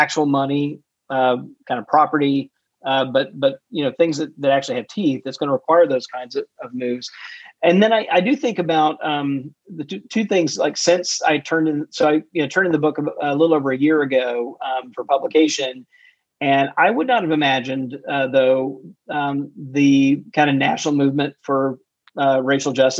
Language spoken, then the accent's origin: English; Mississippi, United States; my home state of Mississippi